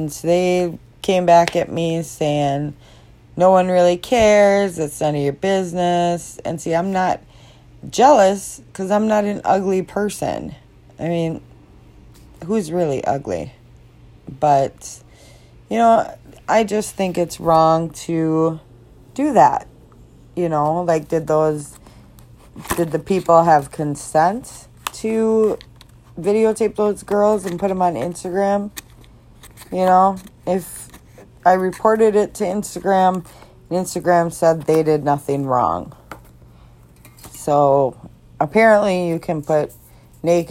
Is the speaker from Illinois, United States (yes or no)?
yes; Chicago, Illinois, United States; now in Minnesota, United States; I'm from Chicago, Illinois, and just grew up a Cardinals fan